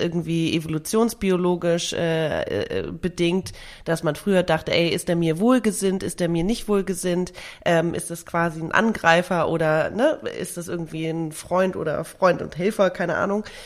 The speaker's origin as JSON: {"language": "German", "region": "Hamburg", "country": "Germany", "tie": "born or raised there", "said": "meiner Heimatstadt Hamburg"}